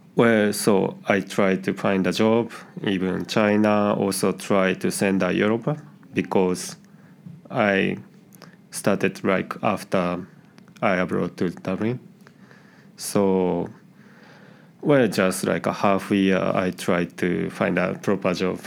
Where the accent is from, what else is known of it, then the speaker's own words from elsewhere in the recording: Nagoya, Aichi, Japan; English is a second language; moved away as an adult; now in Bratislava, Slovakia; I'm from Nagoya, which is really not well-known city